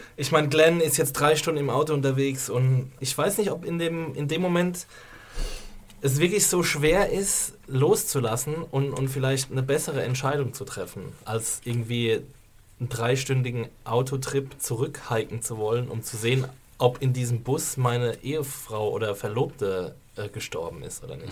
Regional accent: Rhineland-Palatinate, Germany; accent: Palatine dialect; moved away; also mein Dialekt ist äh, ein Pfälzer Dialekt. Ich komme aus der wunderschönen Pfalz, der Toskana Deutschlands

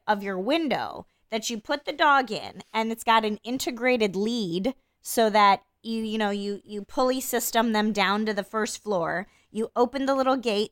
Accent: Iowa, United States; I grew up in Iowa in a different time

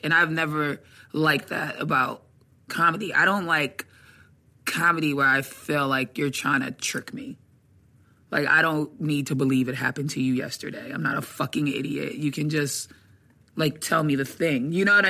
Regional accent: Atlanta, Georgia, United States; I was born in Atlanta.

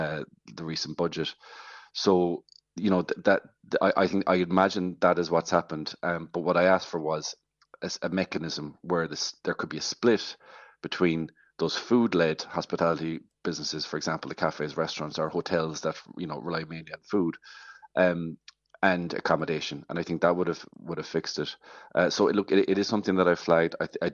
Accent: West Cork, Munster, Ireland; I'm from West Cork and tourism is everything. You know, it's such a big part of what we do down here

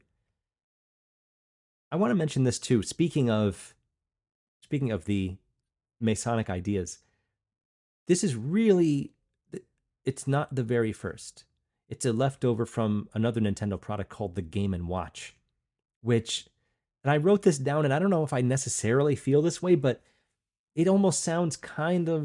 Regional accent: Long Island, New York, United States; I came from Long Island, that's where I grew up, Long Island, New York

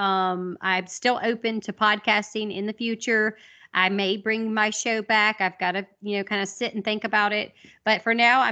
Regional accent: the South, United States; accent: Southern; also born or lived in Monroe, Louisiana; we're all from the South. I mean, I still fucking live here

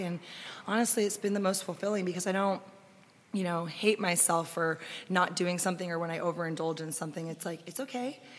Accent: Austin, Texas, United States; we're locals, we grew up in Austin.

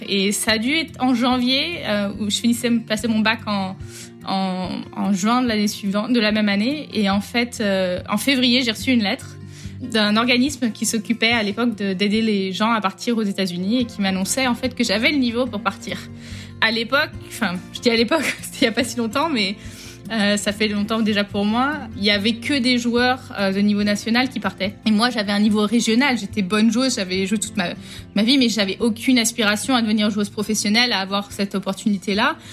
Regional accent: Rennes, Brittany, France; moved away as an adult; also born or lived in United States; Je suis de Rennes à la base. Ma vie euh, en grandissant, donc euh, en Bretagne.

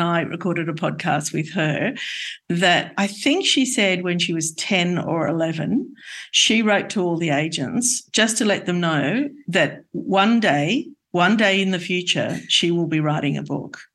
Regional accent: Australia; moved away as an adult; I hadn't been on a plane until I left Australia in my 20s

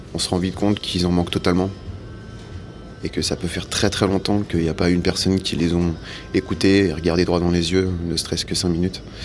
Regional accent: Savoie, Auvergne-Rhône-Alpes, France; moved away as an adult; now in Paris, France; J'ai grandi en Savoie, dans un petit village

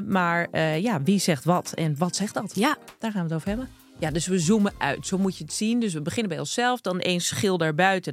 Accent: Krommenie, North Holland, Netherlands; accent: Zaans; also born or lived in Amsterdam; Ik ben eh, geboren en getogen in Krommenie. En daar hebben ze ook gewoon een eigen accent.

